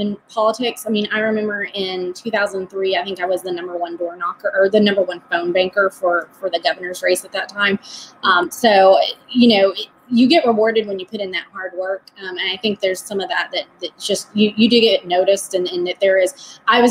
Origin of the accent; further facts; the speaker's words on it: Tulsa, Oklahoma, United States; moved away as an adult; also born or lived in Washington, D.C.; now in Mecklenburg County, United States; I'm from Tulsa, Oklahoma, born and raised.